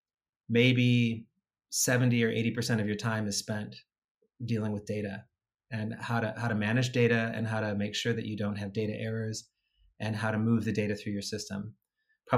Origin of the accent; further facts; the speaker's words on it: Indiana, United States; Indiana, my home state